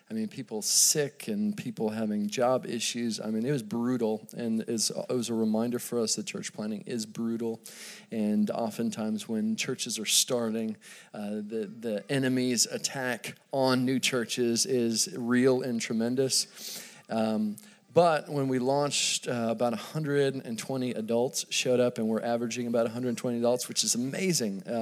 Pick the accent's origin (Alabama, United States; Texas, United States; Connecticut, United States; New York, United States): Texas, United States; Dallas; I grew up in Dallas, Texas.